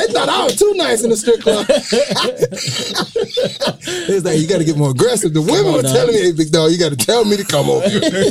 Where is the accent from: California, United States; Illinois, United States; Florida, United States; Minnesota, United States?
Florida, United States; Fort Lauderdale; I came from Fort Lauderdale High School.